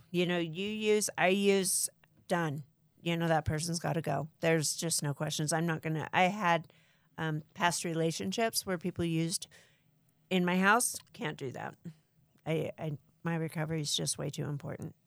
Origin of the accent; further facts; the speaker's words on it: Pasadena, California, United States; also born or lived in Arizona; I am from Southern California, Pasadena.